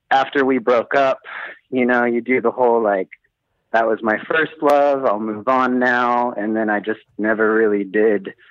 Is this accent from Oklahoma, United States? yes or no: yes; Oklahoma, United States; moved away as an adult; now in Helsinki, Finland; from the States. I'm from Oklahoma originally.